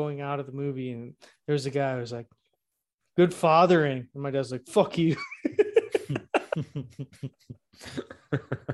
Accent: United States; I'm American, bitch. I'm American

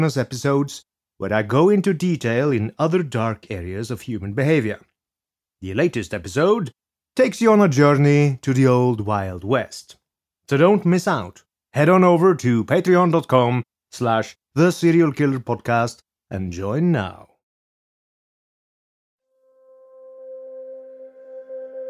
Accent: Norway; English is a second language; also born or lived in Scotland; But I am not American. I am a Norwegian who studied in Scotland, so my accent is a bit unusual

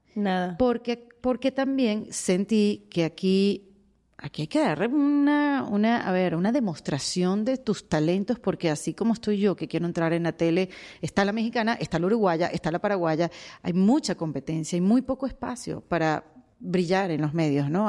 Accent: Venezuela; moved away as an adult; now in United States; emigré, saben, el cuento de Venezuela

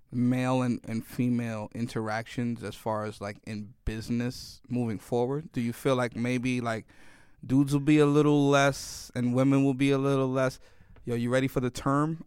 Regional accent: New York City, New York, United States; moved away; also born or lived in Miami; I grew up in the Bronx

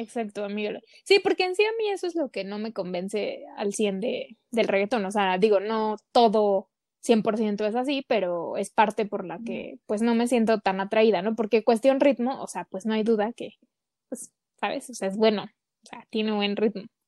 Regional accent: Mexico; somos aquí bien mexas

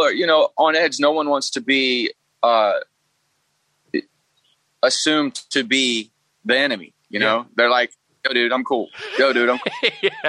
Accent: Alabama, United States; I'm from Alabama, the heart of it

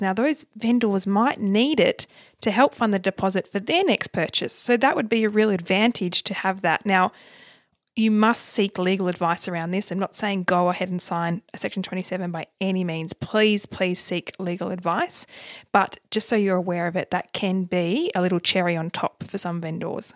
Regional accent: Tasmania, Australia; moved away; I'm originally from Tassie

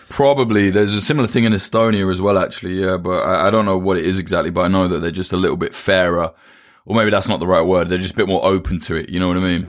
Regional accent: United Kingdom; it's easy for me to say as a Brit

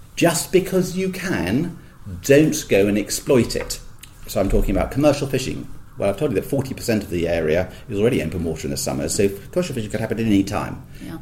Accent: near Gleneagles, Scotland, United Kingdom; I was born in Scotland near Glen Eagles, quite quite fresh up there in the winters

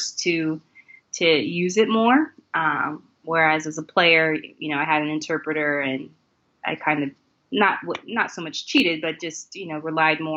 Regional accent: United States; moved away as an adult; now in Japan; being an American and here. Definitely here in Japan

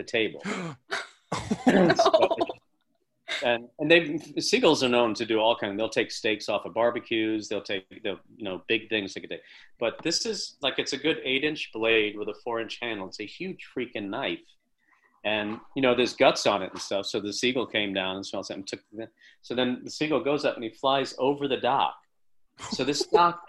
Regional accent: Long Island, New York, United States; I'm from Long Island, and I grew up as a fisherman

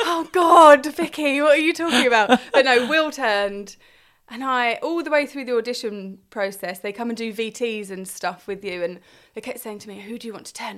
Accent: Crowborough, South East England, United Kingdom; also born or lived in Hartfield; I grew up in Crowborough

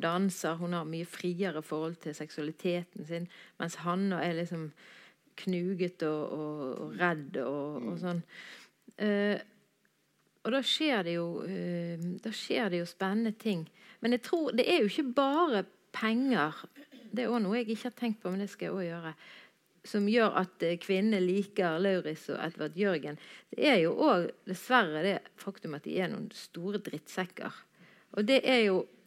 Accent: Bergen, Vestland, Norway; Jeg er jo bergenser

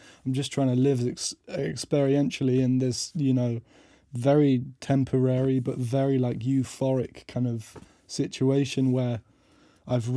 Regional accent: Portsmouth, South East England, United Kingdom; moved away; playing piano in pubs around my hometown in Portsmouth

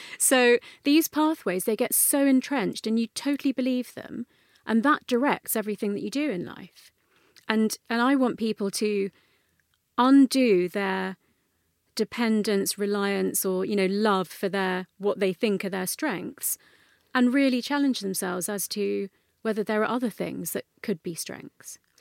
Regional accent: London, United Kingdom; I grew up in North London, um, and my parents are first generation Indian immigrant parents

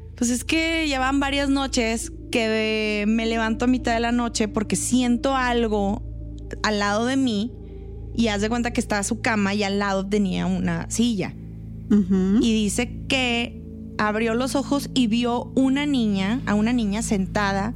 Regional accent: northern Mexico, Mexico; Somos entes norteños

